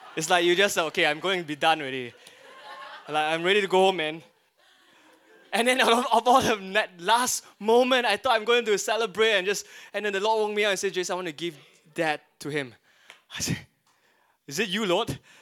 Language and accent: English; Singapore; as a Singaporean, yellow skin, Asian, Singaporean boy there